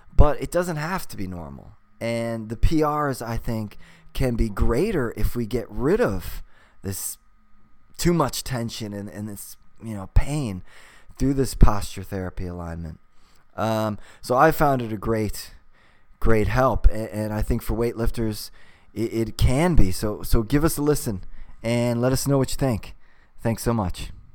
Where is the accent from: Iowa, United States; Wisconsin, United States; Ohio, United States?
Ohio, United States; Cleveland; moved away; also born or lived in California; growing up in Cleveland, Ohio